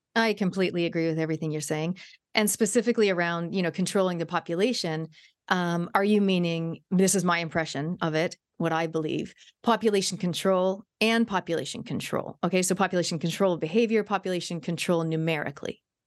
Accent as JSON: {"language": "English", "country": "Canada", "tie": "born or raised there", "said": "when I was growing up in Canada"}